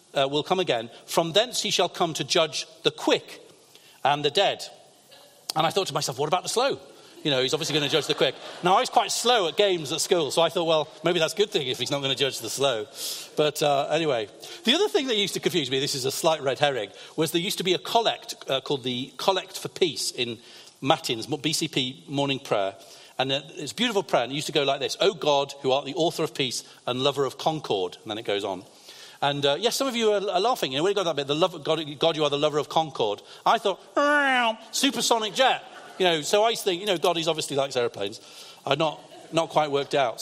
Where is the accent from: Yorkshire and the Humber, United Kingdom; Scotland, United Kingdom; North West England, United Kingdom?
North West England, United Kingdom; Lancaster; also born or lived in London; I grew up in Lancaster, in the northwest of England